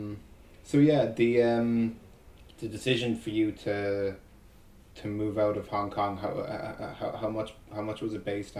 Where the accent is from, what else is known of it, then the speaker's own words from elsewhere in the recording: Ireland; growing up in Ireland, very, very much a Catholic country.